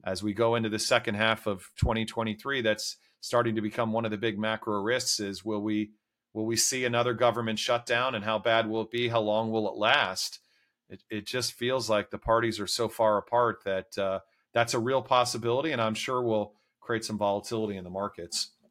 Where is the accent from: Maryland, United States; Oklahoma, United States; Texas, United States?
Maryland, United States; D.C., suburban; I grew up, uh, outside of Washington, D C in suburban Maryland